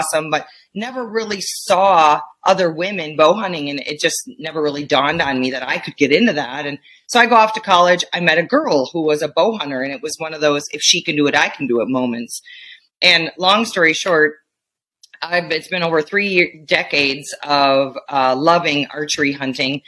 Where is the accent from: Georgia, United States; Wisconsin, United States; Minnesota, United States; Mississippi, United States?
Wisconsin, United States; now in Montana, United States; You probably hear it in my voice. I'm from Wisconsin